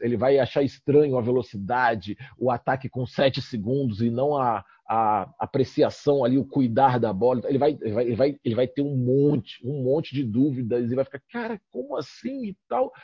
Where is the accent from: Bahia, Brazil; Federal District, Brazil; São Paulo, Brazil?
Federal District, Brazil; Brasília; moved away; also born or lived in Rio de Janeiro; sou carioca, mas cresci em Brasília